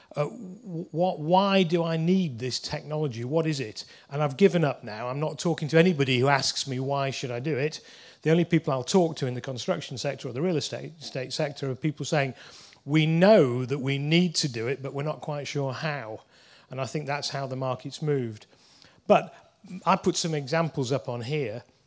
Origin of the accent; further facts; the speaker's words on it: Leeds, Yorkshire and the Humber, United Kingdom; I'm from Leeds